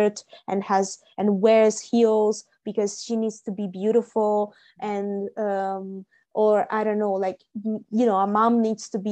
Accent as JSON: {"language": "English", "country": "Italy", "tie": "born or raised there", "lives_now": "Milan, Italy", "said": "I live in Milan. I'm in my hometown now"}